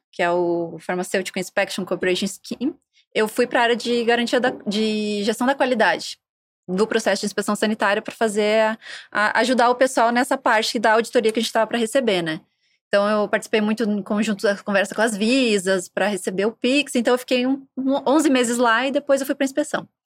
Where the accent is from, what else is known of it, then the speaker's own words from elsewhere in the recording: Santo Ângelo, Rio Grande do Sul, Brazil; Né? Se vê que meu sotaque já mudou um pouco, né? Mas enfim, eu sou do interior do Rio Grande do Sul, de Santo Ângelo, uma cidade nas Missões.